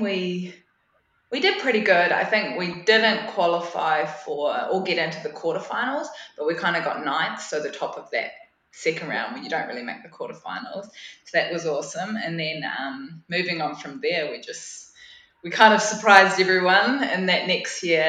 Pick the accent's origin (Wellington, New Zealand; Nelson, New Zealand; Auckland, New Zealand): Nelson, New Zealand; I'm born and raised in Nelson, so nice little town in the top of the South Island.